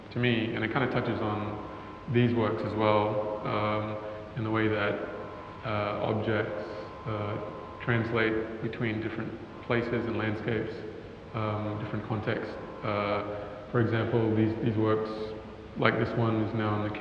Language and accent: English; Cairns, Queensland, Australia; I grew up in Cairns